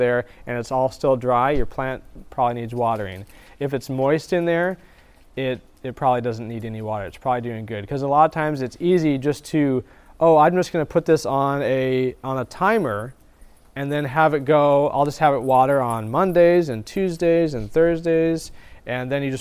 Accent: the Northwest, Pacific Northwest, United States; now in Florida, United States; I'm originally from the Northwest

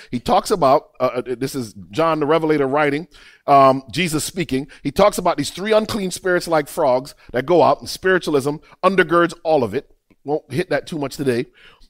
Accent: Miami, Florida, United States; I grew up I lived in Miami. In Miami, boy, I had some grimy friends.

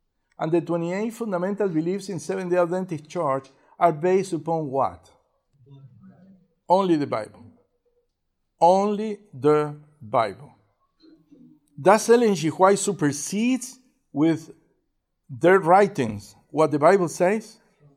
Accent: Uruguay; English is a second language; moved away; also born or lived in Argentina; I was born in Uruguay, and at some point I moved into Argentina.

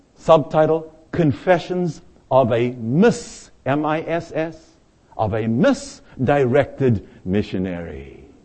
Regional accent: South Africa; moved away as an adult; now in United States; I arrived here in the United States from my home country, South Africa. I was 25 years of age

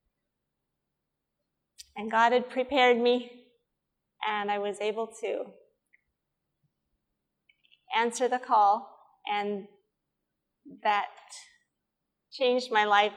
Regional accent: Nebraska, United States; also born or lived in Wyoming; I was born in Wyoming, grew up in Nebraska

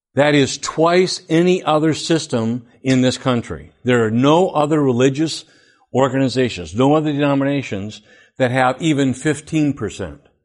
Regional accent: Flint, Michigan, United States; I went all twelve years through public education. I lived in Flint.

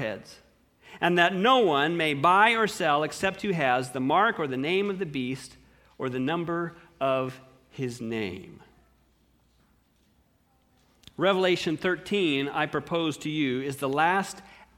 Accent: United States; as an American

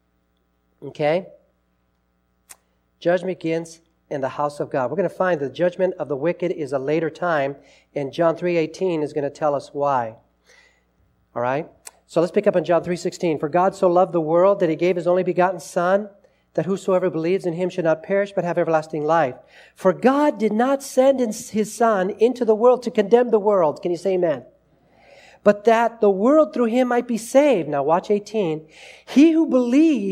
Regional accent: Los Angeles, California, United States; I was growing up in Los Angeles

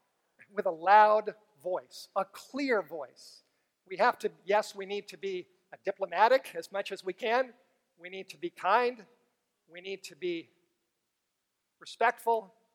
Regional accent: San Antonio, Texas, United States; So I came from San Antonio.

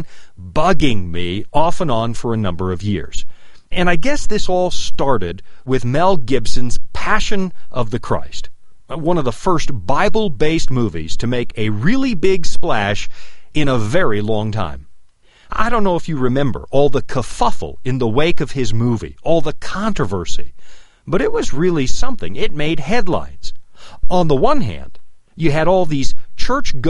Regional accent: Canada; now in Loveland, United States; I'm originally from Canada

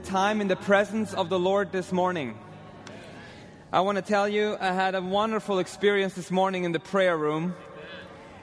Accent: Austria; moved away as an adult; my home country of Austria

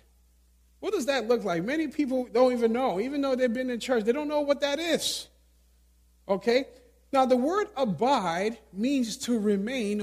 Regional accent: New York City, New York, United States; Growing up in New York City, city mentality

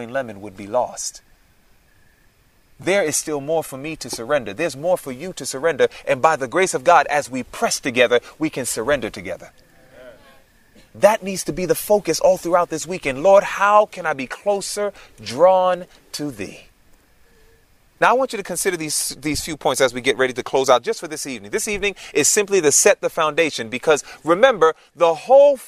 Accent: New York City, New York, United States; moved away; also born or lived in Georgia; Born and raised in Queens, New York

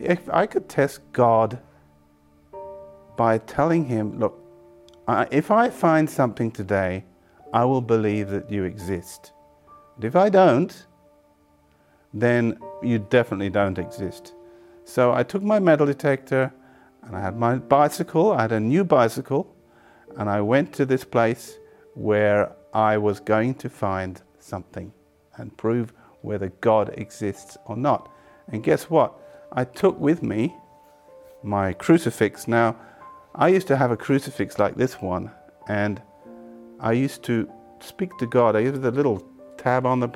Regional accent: England, United Kingdom; I was born in England to Catholic parents.

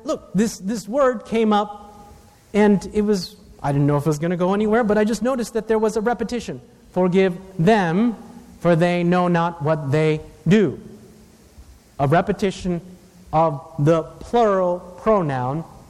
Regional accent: Takoma Park, Maryland, United States; even though I'm Asian, I was born in the West, Tacoma Park, Maryland

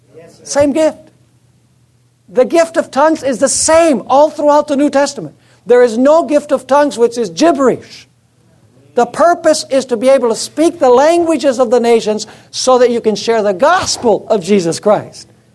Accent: United States; I'm American too.

